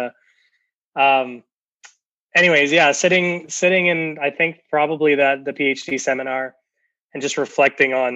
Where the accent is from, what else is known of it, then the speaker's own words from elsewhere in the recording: New Brunswick, Canada; moved away as an adult; now in Saskatoon, Canada; I'm originally from New Brunswick, where I am right now. Actually, we're just visiting my parents here for the holidays